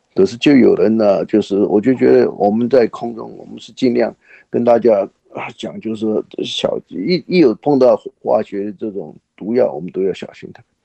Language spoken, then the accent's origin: Chinese; Taiwan; now in Houston, United States; 我是在台湾呢，受教育长大的